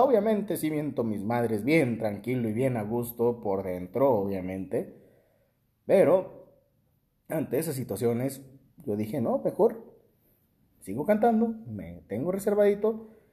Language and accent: Spanish; Tacámbaro, Michoacán, Mexico; moved away; mi ciudad natal, Tacámbaro